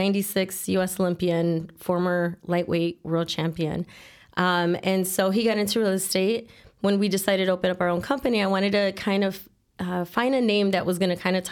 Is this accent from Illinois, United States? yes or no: yes; Chicago, Illinois, United States; Born and raised in Chicago, Logan Square neighborhood.